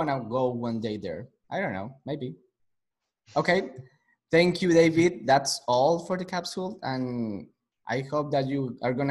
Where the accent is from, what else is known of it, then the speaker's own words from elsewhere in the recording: Colombia; now in United States; because I'm from Colombia.